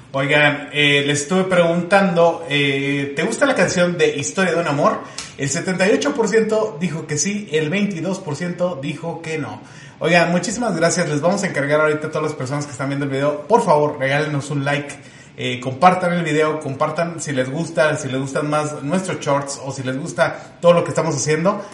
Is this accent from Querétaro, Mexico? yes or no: no; Chihuahua, Mexico; aquí nosotros somos de Chihuahua